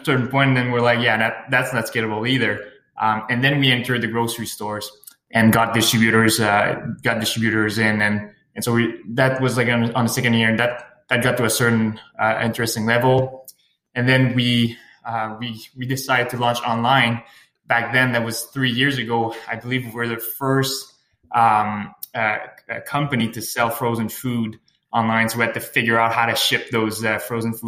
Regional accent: Sherbrooke, Quebec, Canada; moved away; also born or lived in Montreal; I'm originally from Sherbrooke. Lived in Montreal for 4 years.

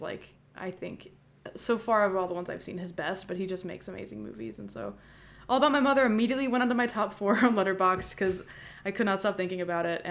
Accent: Tennessee, United States; We're from the South, you said. We're from Tennessee

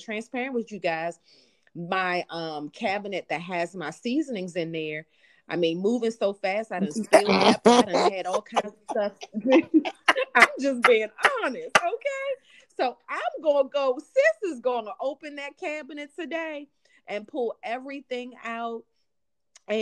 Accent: Jamaica; I'm from Jamaica.

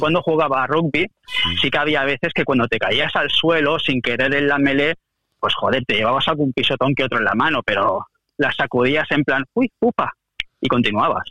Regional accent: Catalonia, Spain; soy catalán por los cuatro costados

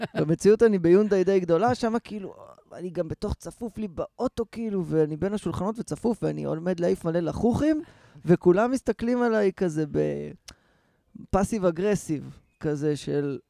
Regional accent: Rehovot, Central District, Israel; אני נכנס לרכב ברחובות, שזה המקום שבו גדלתי

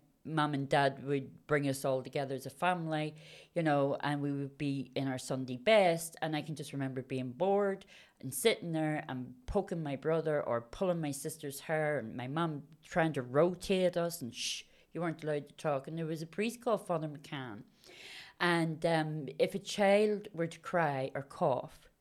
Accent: Belfast, Northern Ireland, United Kingdom; I grew up in Belfast, and I come from a Roman Catholic background family

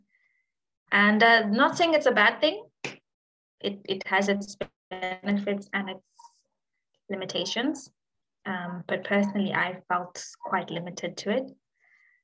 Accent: Malawi; I was raised in Malawi

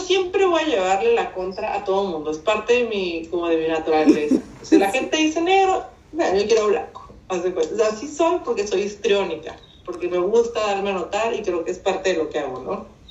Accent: Mexicali, Baja California, Mexico; accent: norteño; moved away as an adult; also born or lived in Hermosillo, Sonora; now in San Diego, United States; Nací en Hermosillo, Sonora. Y de muy chica me llevaron a Mexicali, Baja California, mis papás, por el trabajo de mis papás. Ahí crecí

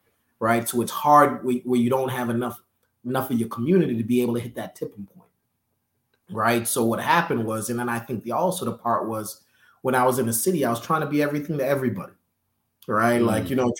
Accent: Northeast, United States; we're from the Northeast. There's not a big black business community up there.

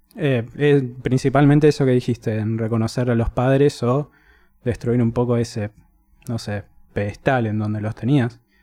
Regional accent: Buenos Aires, Argentina; me acuerdo ir a la plaza a la vuelta de Recoleta, cerca del village, todos los días

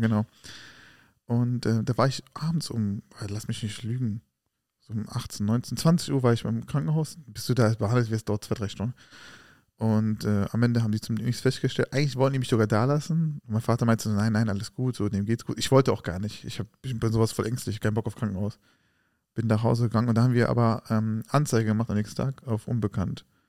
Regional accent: Germany; Wir sind doch hier in Deutschland geboren.

